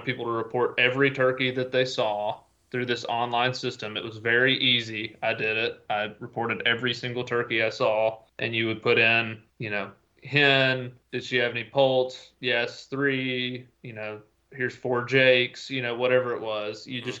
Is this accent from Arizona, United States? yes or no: no; Tennessee, United States; So Tennessee, my home state